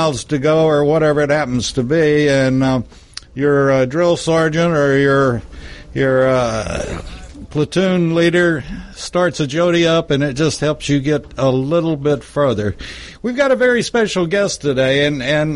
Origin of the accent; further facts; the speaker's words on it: Texas, United States; I grew up in Texas, and we were always taught the Alamo